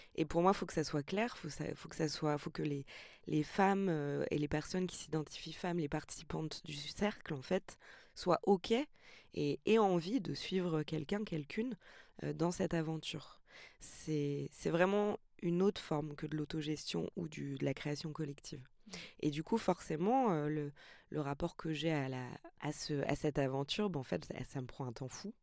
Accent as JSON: {"language": "French", "town": "Montreuil", "region": "Île-de-France", "country": "France", "tie": "born or raised there", "said": "Je suis née à Montreuil, je suis née dans les quartiers"}